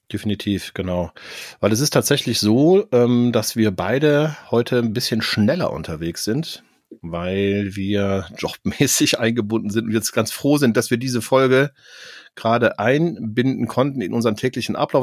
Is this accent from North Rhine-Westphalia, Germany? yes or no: yes; Cologne, North Rhine-Westphalia, Germany; für mich als Kölner